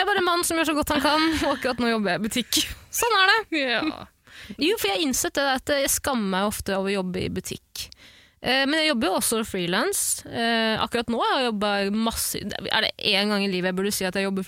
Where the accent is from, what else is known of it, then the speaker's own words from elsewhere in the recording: Iraq; Jeg kan si det, for jeg kommer også fra Irak.